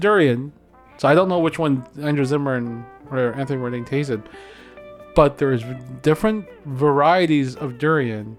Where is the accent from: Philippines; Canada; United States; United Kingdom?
Philippines; Davao, Davao Region; moved away; I come from Davao. Okay, that's that's the city that I come from in the Philippines